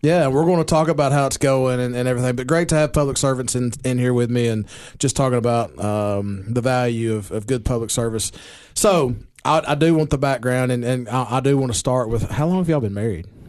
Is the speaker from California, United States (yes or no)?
no; Baxter, Tennessee, United States; my hometown of Baxter